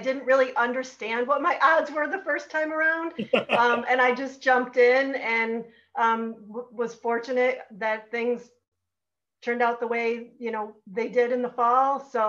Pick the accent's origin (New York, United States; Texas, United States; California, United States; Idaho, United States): New York, United States; Marcellus; is born and raised in Marcellus. My husband and I live here.